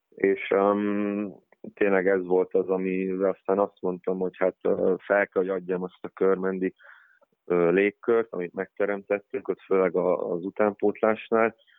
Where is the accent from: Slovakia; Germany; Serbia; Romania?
Germany; Giessen, Hesse; now in Hungary; Németországban születtem, ott nőttem fel, ö, Giesenben